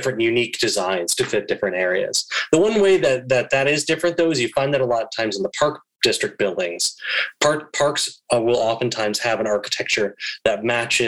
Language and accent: English; St. Paul, Minnesota, United States; now in Chicago, United States; my hometown of St. Paul, Minnesota